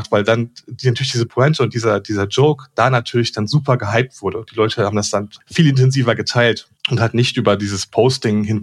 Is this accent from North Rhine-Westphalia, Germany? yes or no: yes; North Rhine-Westphalia, Germany; und ich komme aber aus dem Ruhrgebiet